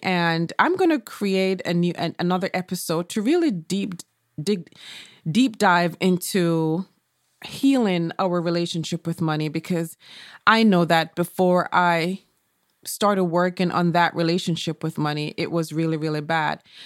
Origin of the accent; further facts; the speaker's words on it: Jamaica; I remember when I was a child growing up in Jamaica